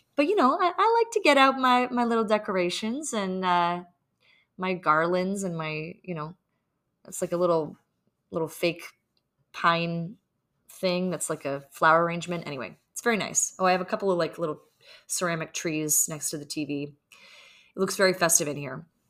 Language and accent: English; Canada; now in New York City, United States; We live in New York City and we are Canadian